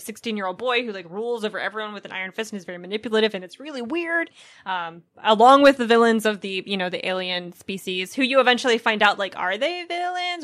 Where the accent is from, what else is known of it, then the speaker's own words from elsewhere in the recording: United States; I'm an American